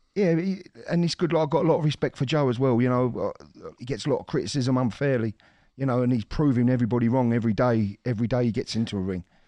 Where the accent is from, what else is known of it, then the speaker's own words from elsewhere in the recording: London, United Kingdom; we're from, like, ex East End, you know, we're all from the East End